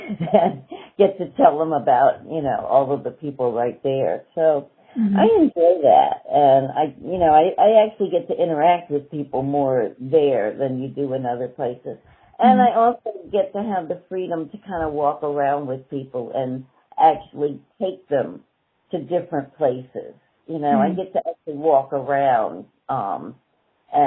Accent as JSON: {"language": "English", "town": "Washington", "region": "District of Columbia", "country": "United States", "tie": "born or raised there", "also_born_or_lived": "New York", "said": "I'm a native of Washington, D.C. Mm-hmm. I'm one of the few people that was actually born in D.C."}